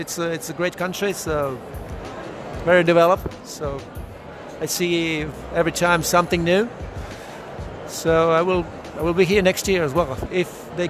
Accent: Primorje-Gorski Kotar County, Croatia; I'm coming from Croatia, region of Kvarner.

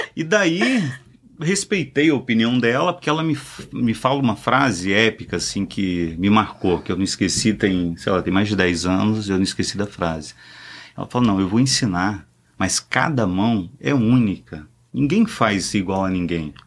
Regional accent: Espírito Santo, Brazil; estado, que é o Espírito Santo, sou capixaba

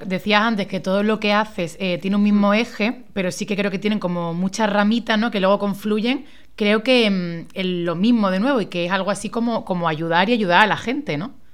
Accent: Málaga, Andalusia, Spain; moved away as an adult; also born or lived in Madrid; soy de Málaga

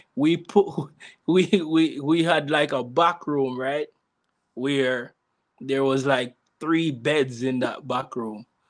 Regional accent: Jamaica; now in United States; growing up in Jamaica

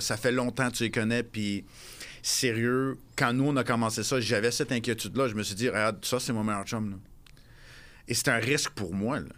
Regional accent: Montreal, Quebec, Canada; moved away as an adult; je suis revenu à Montréal, ma ville natale

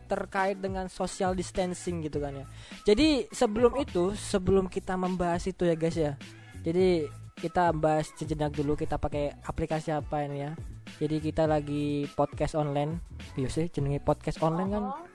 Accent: Banyuwangi, East Java, Indonesia; also born or lived in Situbondo / Jember; ya, aku asalnya itu dari situ Bondo ya, lahirnya di situ Bondo, besarnya di Banyuwangi. Hmm. Terus sempat sekolah bolak-balik ya, Banyuwangi, situ Bondo, Banyuwangi, Situbondo, habis itu ke Jember.

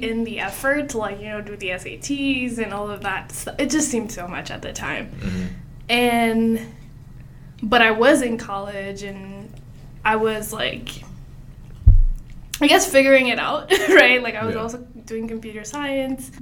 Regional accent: Lagos, Nigeria; moved away as an adult; now in Sioux Falls, United States; I'm also from Lagos, Nigeria

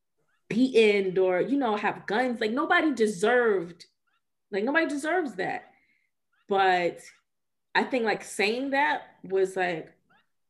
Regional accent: Georgia, United States; moved away as an adult; also born or lived in New York; I grew up in Georgia. I'm back here now

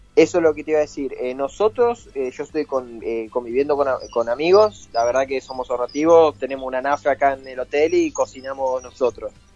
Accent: Merlo, Buenos Aires Province, Argentina; uno le dice que de Merlo

